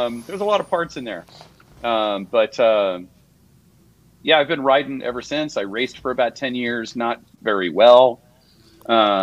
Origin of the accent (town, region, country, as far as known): San Jose, California, United States; born or raised there; also born or lived in Mountain View, California / Sunnyvale, California